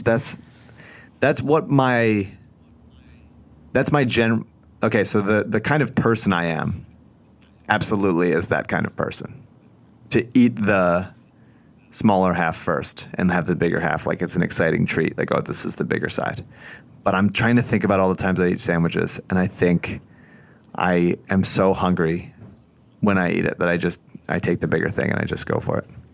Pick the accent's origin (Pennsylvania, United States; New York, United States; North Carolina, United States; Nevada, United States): Pennsylvania, United States; Newtown; I'm from Bucks County, but my parents now live in Montgomery County